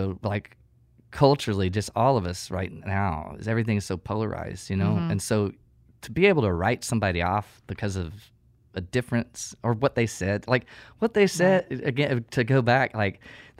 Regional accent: Texas, United States; my proximity to a different culture. I mean, I'm coming from East Texas.

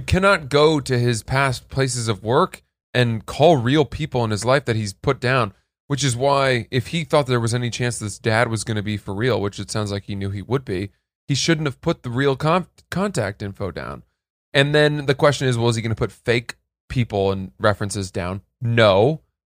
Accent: New England, United States; I'm from New England

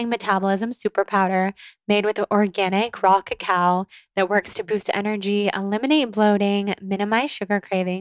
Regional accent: Sacramento, California, United States; we're both from Sacramento, from the Sacramento area

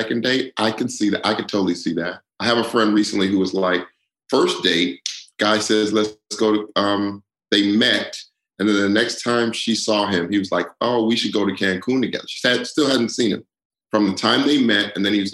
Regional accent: Denver, Colorado, United States; I am old as dirt and I am from Denver, Colorado.

